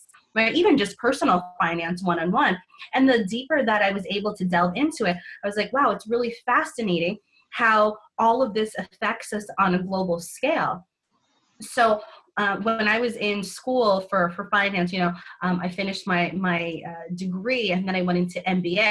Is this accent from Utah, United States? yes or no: no; New York City, New York, United States; So I actually grew up in New York City